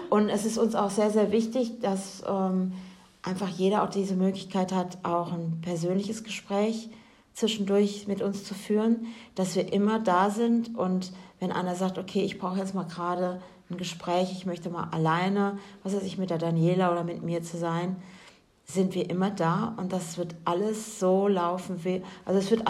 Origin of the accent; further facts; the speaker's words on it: Germany; ich als Deutsche